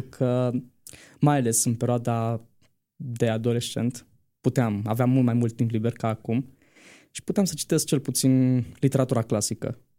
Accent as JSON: {"language": "Romanian", "town": "Bistrița", "region": "Bistrița-Năsăud", "country": "Romania", "moved": "as an adult", "lives_now": "Bucharest, Romania", "said": "sunt din Bistrița, dar uh, mai exact de pe Valea Burgăului, în apropiere de Colibița"}